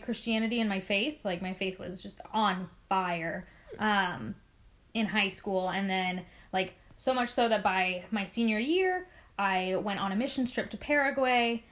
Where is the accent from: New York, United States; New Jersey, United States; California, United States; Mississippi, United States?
California, United States; San Diego; also born or lived in Los Angeles; I am from San Diego, born and raised